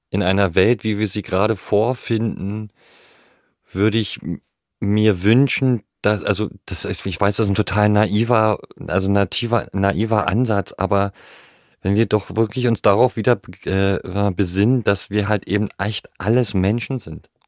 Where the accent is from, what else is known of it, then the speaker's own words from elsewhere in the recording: Bulgaria; das waren natürlich Dinge, die hatte ich als Kind in Bulgarien auch erlebt, weil das eine ähnliche Mentalität ist.